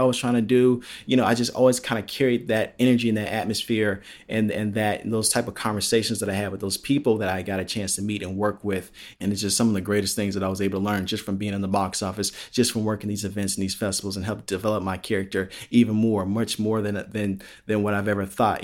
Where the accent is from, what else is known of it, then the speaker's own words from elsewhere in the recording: Palos Hills, Illinois, United States; moved away; growing up in Illinois and growing up in Palos Hills